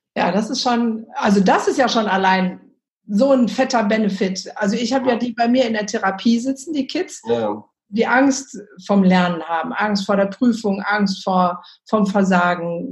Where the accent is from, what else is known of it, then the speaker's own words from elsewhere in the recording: Germany; bei uns in Deutschland sind die Lehrer ja sogar verbeamtet